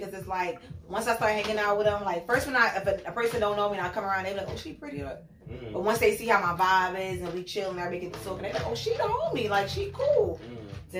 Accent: New York City, New York, United States; Born and raised in Harlem.

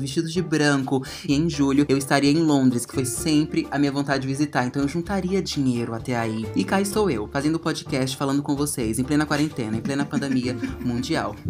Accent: Ceilândia, Federal District, Brazil; Ceilândia, gente, eu vim de uma cidade satélite de Brasília

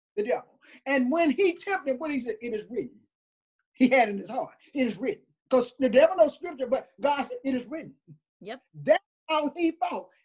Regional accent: Tuscaloosa, Alabama, United States; I was raised in Tuscaloosa, Alabama

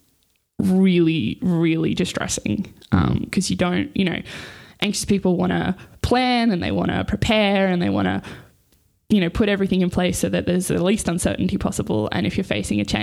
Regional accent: Newcastle, New South Wales, Australia; now in Sydney, Australia; I grew up in Newcastle with my family

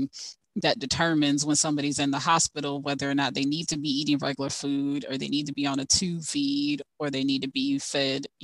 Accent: Fort Lauderdale, Florida, United States; moved away as an adult; now in Ohio, United States; most of my family's in Jacksonville, but I grew up in Fort Lauderdale

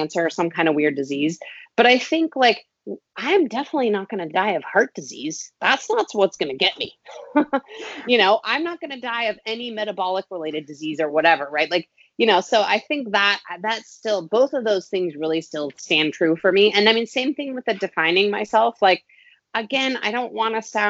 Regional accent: Boulder, Colorado, United States; growing up in Boulder, Colorado

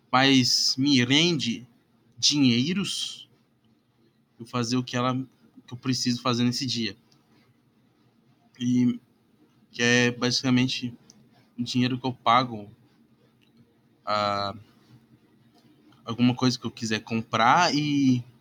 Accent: Curitiba, Paraná, Brazil; Bah, eu nem sou gaúcho pra falar essa porra. Bah, meu. Bah, guri. Curitibano tá falar, ah, bah, meu.

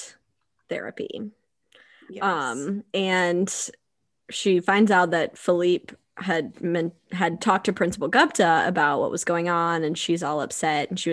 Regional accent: the South, United States; we're from the South where we don't have those

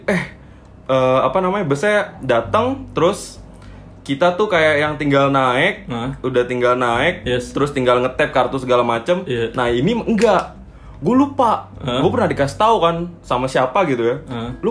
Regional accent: Depok, West Java, Indonesia; gue orang Depok nih ya Hai warga Depok gue orang Depok nih

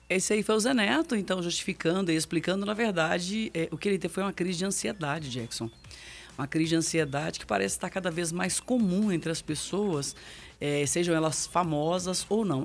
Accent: Minas Gerais, Brazil; sou mineira

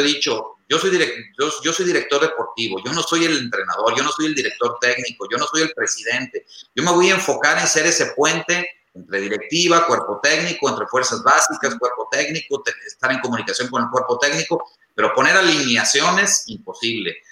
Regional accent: Tepic, Nayarit, Mexico; yo soy de Tepic Nayarit

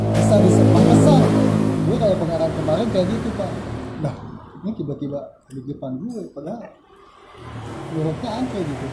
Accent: Sundanese-speaking area, West Java, Indonesia; kalau di daerah gue, jawabnya di bumi

